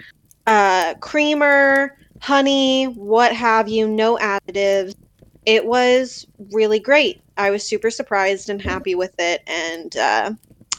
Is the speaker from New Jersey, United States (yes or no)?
no; Pennsylvania, United States; I am from the East Coast, Pennsylvania